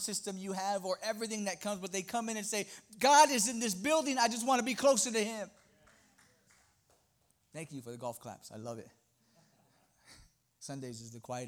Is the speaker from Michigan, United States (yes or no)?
no; Los Angeles, California, United States; also born or lived in New York; now in Texas, United States; I'm originally from Los Angeles, moved to New York, and I moved to Texas